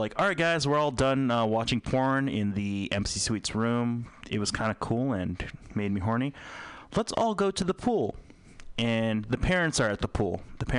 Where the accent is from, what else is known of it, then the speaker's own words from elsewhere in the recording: Philippines; I'm a Filipino.